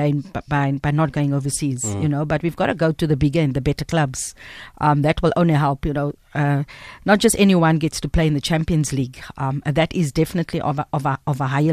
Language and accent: English; Cape Town, Western Cape, South Africa; I went to school in Salt River, we lived in Heidefeld, then we moved to Hanover Park when the place got too small